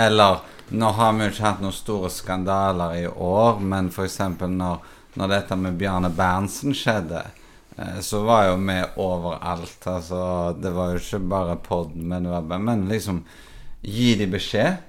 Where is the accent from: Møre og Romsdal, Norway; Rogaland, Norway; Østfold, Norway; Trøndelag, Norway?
Rogaland, Norway; Haugesund; moved away; det er jo egentlig min hjemby Haugesund.